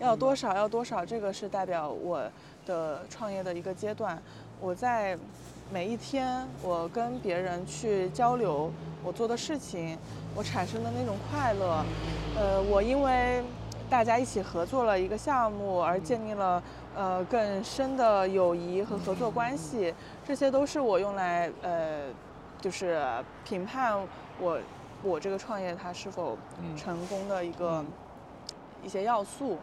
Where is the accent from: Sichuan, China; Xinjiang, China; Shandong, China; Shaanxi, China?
Sichuan, China; Panzhihua; moved away as an adult; also born or lived in Chongqing; now in Shanghai, China; 我的老家，我老家在重庆嗯，那我在重庆其实待的时间就并不多嗯，然后我长大，成长是在四川嗯，攀枝花嗯，哦，对，然后在那个地方就是现在我家已经不住在那儿了